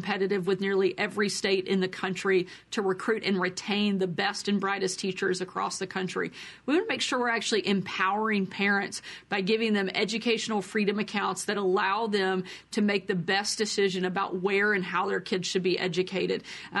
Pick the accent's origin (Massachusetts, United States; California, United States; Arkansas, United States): Arkansas, United States; certainly in my home state of Arkansas.